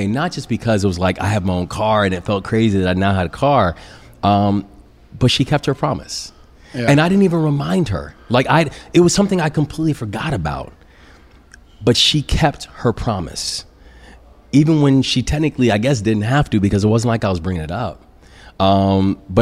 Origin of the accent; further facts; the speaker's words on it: Baltimore, Maryland, United States; moved away as an adult; bring her back to my hometown